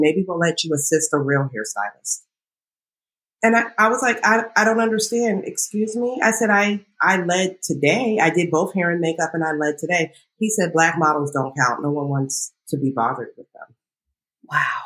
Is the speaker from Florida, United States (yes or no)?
no; Northern Virginia, United States; moved away as an adult; now in New York, United States; I grew up in Northern Virginia